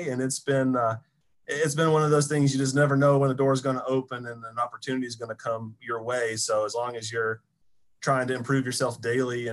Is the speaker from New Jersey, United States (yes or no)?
no; Bowling Green, Kentucky, United States; I'm actually from Bowling Green